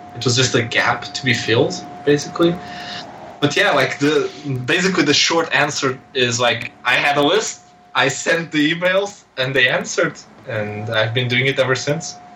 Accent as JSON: {"language": "English", "country": "Portugal", "said": "I'm this guy from Portugal"}